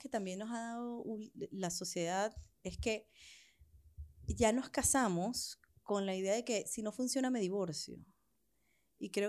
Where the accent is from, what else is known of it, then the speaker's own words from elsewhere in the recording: Venezuela; cuando vienes huyendo, cuando me vine de Venezuela huyendo.